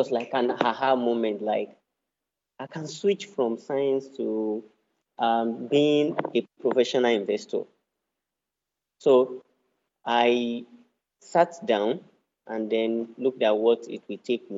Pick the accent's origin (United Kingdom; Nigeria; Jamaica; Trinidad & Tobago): Nigeria; Osun; I'm from Osun State in Nigeria.